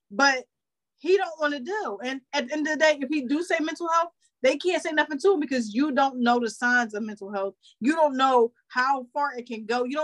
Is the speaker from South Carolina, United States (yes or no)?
no; Philadelphia, Pennsylvania, United States; I'm, I'm from, from, Philadelphia.